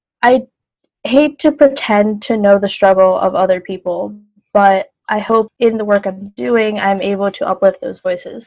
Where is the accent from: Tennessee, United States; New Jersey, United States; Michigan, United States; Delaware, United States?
Delaware, United States; Wilmington; I was born in Wilmington. I've lived here my whole life.